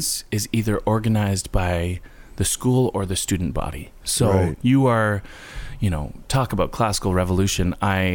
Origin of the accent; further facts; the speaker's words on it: Guelph, Ontario, Canada; also born or lived in Toronto / New York; I was born in Canada